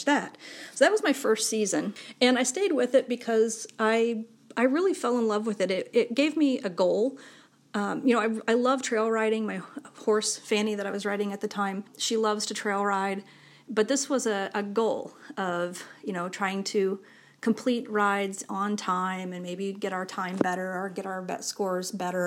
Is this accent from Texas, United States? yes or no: no; Platteville, Wisconsin, United States; I am from Platteville, Wisconsin